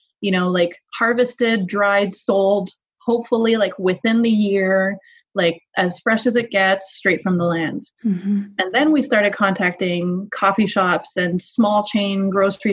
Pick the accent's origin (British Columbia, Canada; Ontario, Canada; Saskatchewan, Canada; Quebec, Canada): Quebec, Canada; Montreal; now in Alberta, Canada; Originally I'm from Montreal